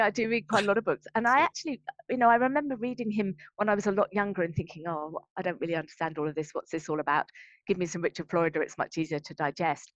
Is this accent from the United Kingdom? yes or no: yes; Brighton, South East England, United Kingdom; moved away as an adult; also born or lived in London; now in Brisbane, Australia; I'm from Brighton